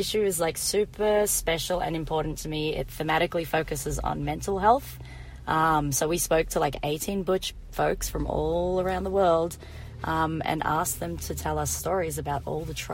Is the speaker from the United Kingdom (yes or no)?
no; Melbourne, Victoria, Australia; I am from Australia, it is true. Born and bred Melbourne.